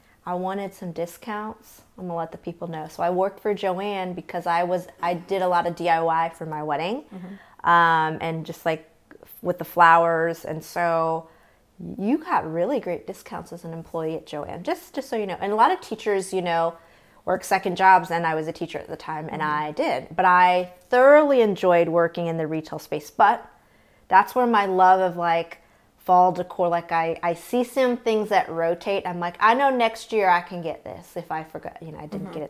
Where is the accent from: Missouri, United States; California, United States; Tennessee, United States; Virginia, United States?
Missouri, United States; outside St. Louis; I grew up outside St. Louis.